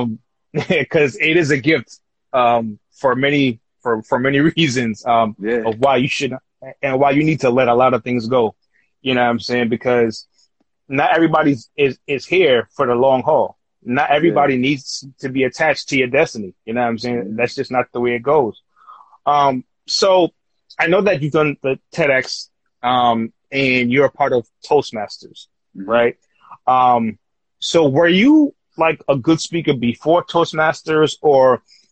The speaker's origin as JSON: {"language": "English", "town": "New York City", "region": "New York", "country": "United States", "tie": "born or raised there", "said": "Growing up as a kid, growing up in Queens"}